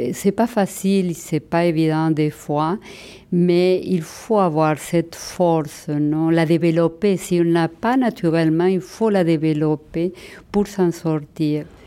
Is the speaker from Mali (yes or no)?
no; Argentina; accent: Argentine; first language Spanish; French is a second language; moved away as an adult; now in Montreal, Canada; mon accent argentin, c'est ma fierté